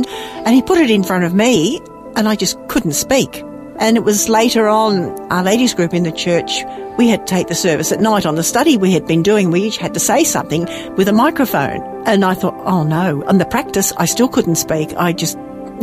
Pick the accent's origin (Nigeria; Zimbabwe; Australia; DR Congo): Australia; also born or lived in England; I was born in England many years ago and came here to Australia when I was three.